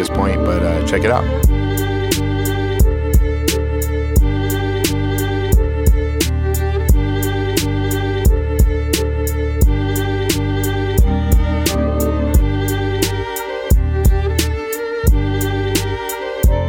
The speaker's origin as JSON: {"language": "English", "town": "San Diego", "region": "California", "country": "United States", "tie": "born or raised there", "also_born_or_lived": "Roswell, New Mexico", "moved": "as an adult", "lives_now": "Albuquerque, United States", "said": "I grew up in Southern California, San Diego. So I spent most of my life in the West Coast"}